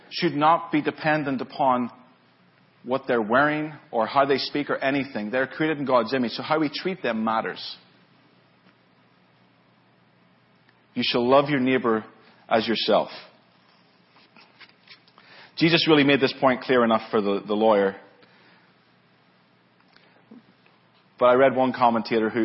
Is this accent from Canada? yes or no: no; Lisburn, Northern Ireland, United Kingdom; moved away as an adult; now in California, United States; I'm from Northern Ireland originally. That's where I grew up, Lisburn, Northern Ireland